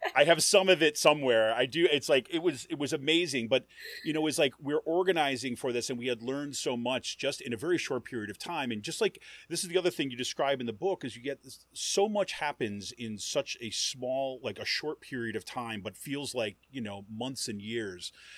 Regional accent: Utica, New York, United States; I grew up in Utica, New York, and like kind of central New York

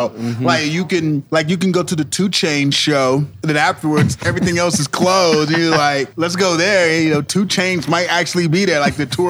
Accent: Kansas City, Missouri, United States; also born or lived in Brooklyn; when I was a kid growing up in Kansas City

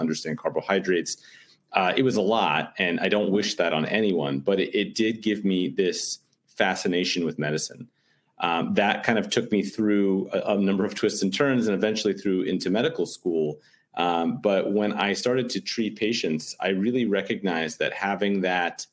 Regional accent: New York City, New York, United States; I'm born and raised in New York City in the Upper West Side.

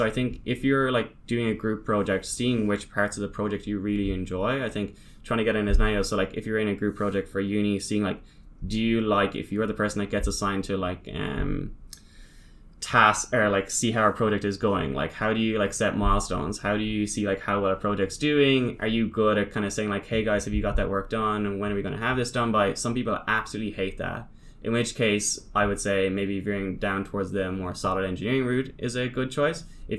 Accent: Ireland; now in Sydney, Australia; So, especially here, when I moved from Ireland, like I literally knew one person in Sydney.

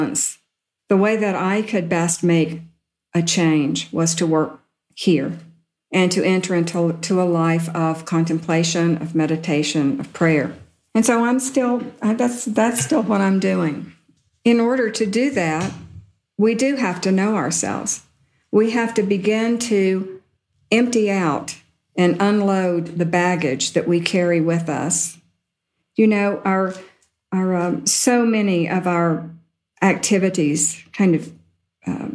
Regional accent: Deep South, United States; I grew up in the Deep South

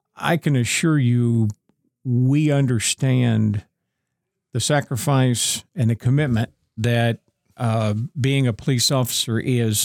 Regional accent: Northeastern Ohio, United States; moved away as an adult; also born or lived in Owensboro; I, I was born and raised in Northeastern Ohio

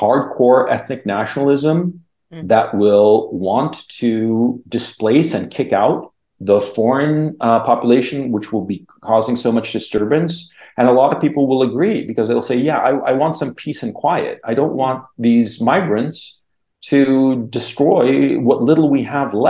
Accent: Chile; now in Kharkiv, Ukraine; I'm from Chile

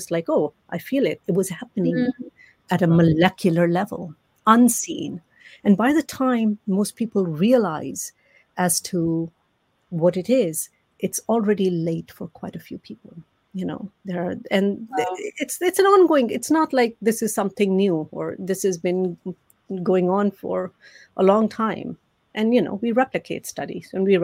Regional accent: Amritsar, Punjab, India; I grew up in Amritsar, right at the border of India

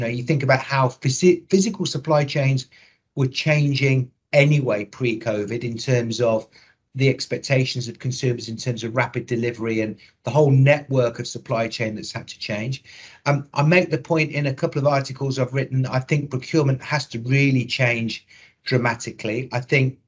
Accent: Coventry, West Midlands, United Kingdom; accent: Midlands; will detect a Midlands accent. So I was born in Coventry

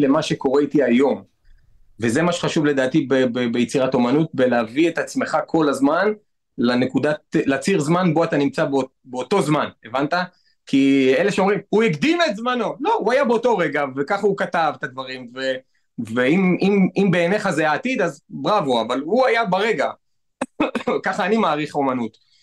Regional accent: Netanya, Central District, Israel; גדלתי בנתניה

